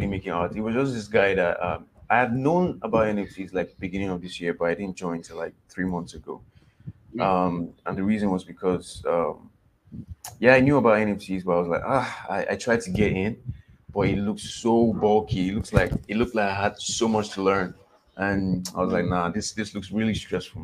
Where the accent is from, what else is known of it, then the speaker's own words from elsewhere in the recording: Nigeria; I'm Nigerian